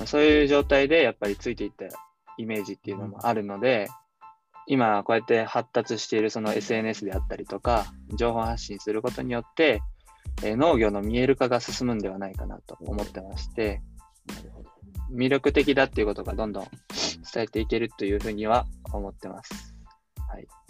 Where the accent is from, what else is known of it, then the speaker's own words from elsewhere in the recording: Osaka, Japan; moved away as an adult; now in Yatsugatake, Japan; 僕は大阪の天王寺っていうところ出身なんですけど